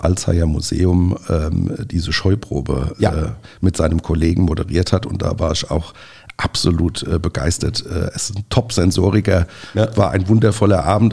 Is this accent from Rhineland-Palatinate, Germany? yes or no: yes; Nierstein, Rhineland-Palatinate, Germany; wir kommen ja aus Nierstein